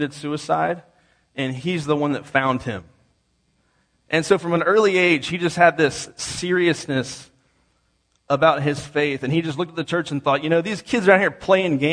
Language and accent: English; East Coast, United States; I grew up on the East Coast